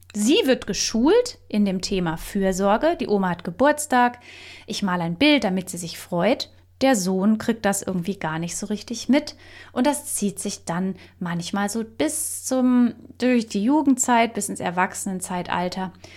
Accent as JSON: {"language": "German", "country": "Germany", "said": "bei uns in Deutschland"}